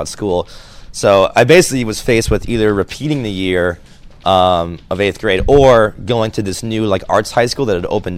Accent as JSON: {"language": "English", "town": "Boston", "region": "Massachusetts", "country": "United States", "tie": "born or raised there", "said": "I grew up in Boston"}